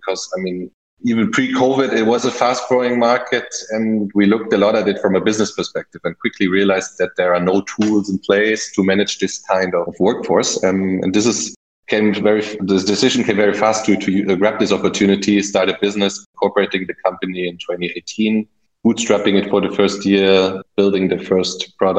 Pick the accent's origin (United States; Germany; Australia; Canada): Germany; English is a second language; also born or lived in United Kingdom; I mean, myself, German, as you might hear from my slight accent, lived most of my life abroad, so spent some time in the UK as a child and later for my professional career